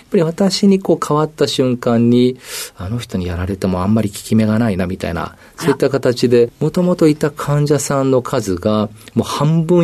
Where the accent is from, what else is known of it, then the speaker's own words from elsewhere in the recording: Yokohama, Kanagawa, Japan; also born or lived in Chiba / Saitama; 生まれたのが千葉県、えー、その後幼少期に埼玉県、あとは神奈川県の横浜で長いことその暮らしまして、まあ、そういったところが、まあ、出身地という形になるかと思いま